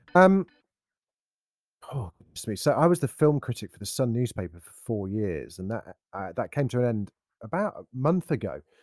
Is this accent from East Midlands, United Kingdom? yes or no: yes; Derby, East Midlands, United Kingdom; I grew up in Derby